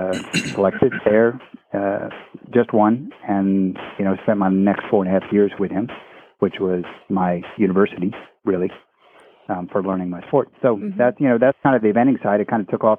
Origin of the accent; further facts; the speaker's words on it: Gaithersburg, Maryland, United States; I grew up in the Maryland area, Gaithersburg, Maryland